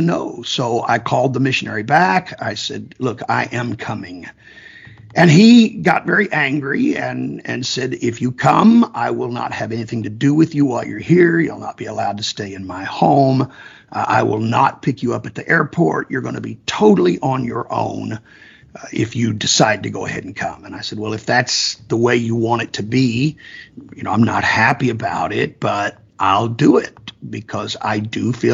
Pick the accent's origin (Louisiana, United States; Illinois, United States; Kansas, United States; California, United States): Kansas, United States; I'm from Kansas, and Kansas is known to be a very conservative area